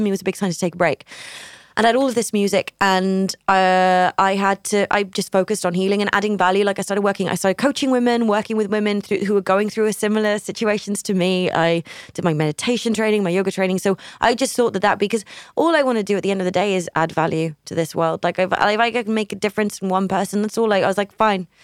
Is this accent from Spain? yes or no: yes; Barcelona, Catalonia, Spain; also born or lived in United Kingdom; now in Barcelona, Spain; my hometown